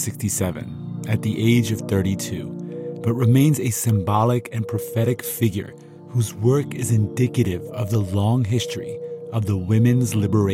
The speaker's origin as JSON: {"language": "English", "country": "Iran", "tie": "born or raised there", "moved": "yes", "said": "I was born in Iran and still have many connections there."}